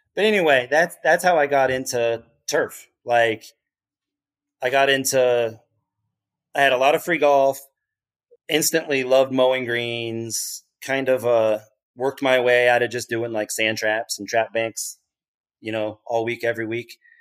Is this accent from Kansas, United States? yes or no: yes; Lenexa, Kansas, United States; moved away as an adult; also born or lived in Dayton, Ohio / Queens, New York; now in Liberty, United States; I grew up in Kansas City, like, in a suburb of Kansas City on the Kansas side, Lenexa, Kansas.